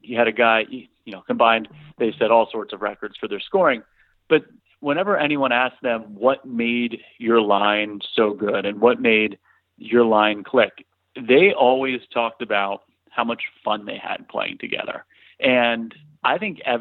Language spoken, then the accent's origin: English; Eastern Pennsylvania, United States; We're both from the Eastern PA.